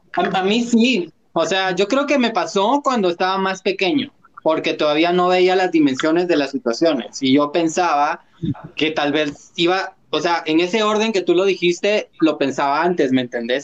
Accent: Guatemala; como guatemaltecos

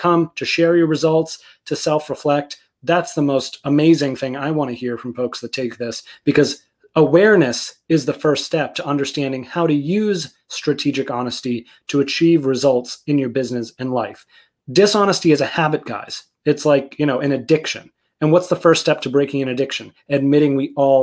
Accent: outside of Boston, Massachusetts, United States; I grew up outside of Boston.

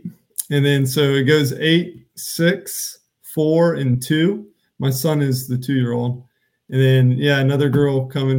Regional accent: Charlotte, North Carolina, United States; moved away as an adult; So I grew up in Charlotte, North Carolina, and I'm actually the youngest of four kids.

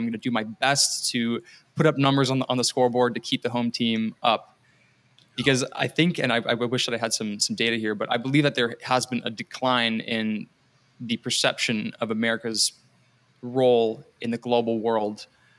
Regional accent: Canada; I'm Canadian born

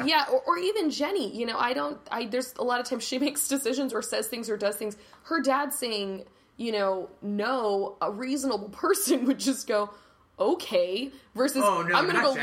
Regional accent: Los Angeles, California, United States; accent: Valley; I have a Valley accent. That's okay. I'm from the Valley.

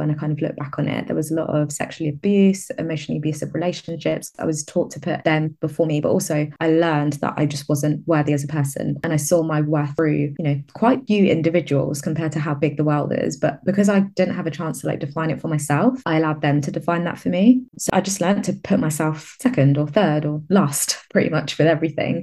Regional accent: London, United Kingdom; moved away as an adult; now in Exeter, United Kingdom; I grew up in London and I recently moved to the southwest. I live in Exeter in Devon now

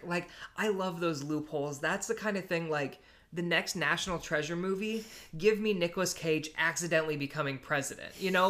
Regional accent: United States

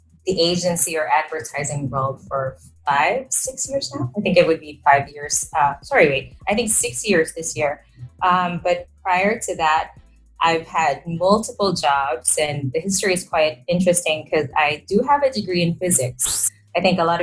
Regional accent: Manila, Metro Manila, Philippines; I am from Manila. So that is the capital of the country.

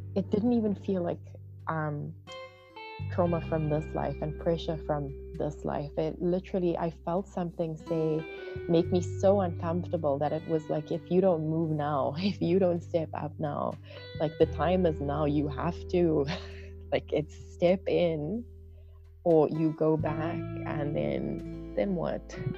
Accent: South Africa; I am from South Africa.

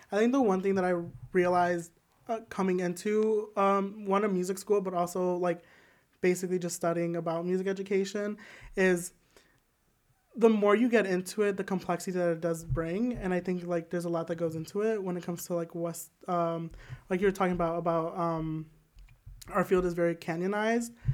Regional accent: Joliet, Illinois, United States; I am from Joliet, Illinois

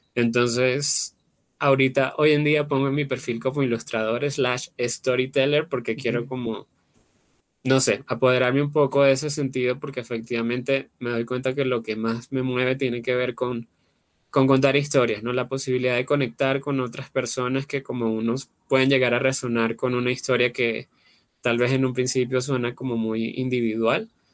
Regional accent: Venezuela; moved away; Yo pues soy venezolano, vengo de Venezuela, vivía en una ciudad pequeña

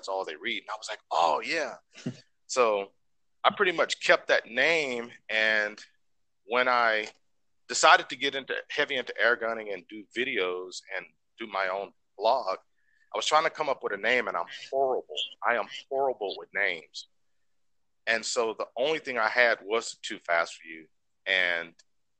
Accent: Houston, Texas, United States; Growing up in Texas, I'm originally from Houston, Texas.

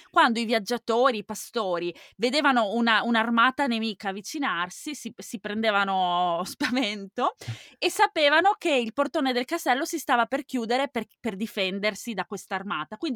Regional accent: Veneto, Italy; Donato. Di, non di San Donato, no, in provincia di... Oddio, questo è un lapsus. È in provincia di Venezia, non

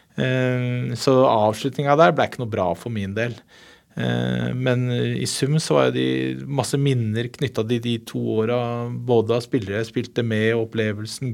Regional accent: Oslo, Norway; jeg er oppvokst på Haugerud, drabantby ikke så langt unna Furuset

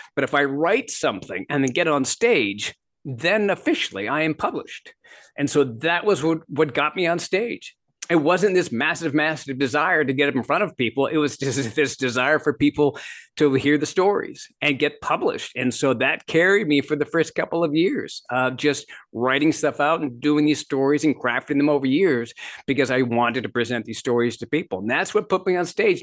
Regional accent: Midwest, United States; also born or lived in Canada; I grew up in Canada and I grew, uh, ended up, uh, for the most part, my formative years, my teenage years and that sort of thing in the Midwest.

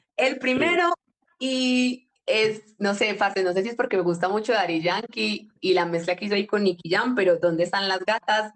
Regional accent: Yarumal, Antioquia, Colombia; nosotros somos de Yarumal

